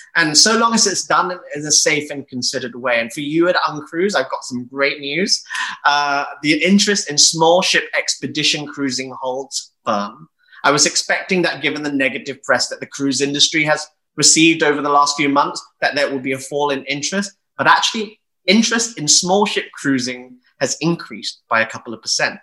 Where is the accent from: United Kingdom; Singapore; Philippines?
United Kingdom; I'm proudly British, I'm gay, and I'm of Asian descent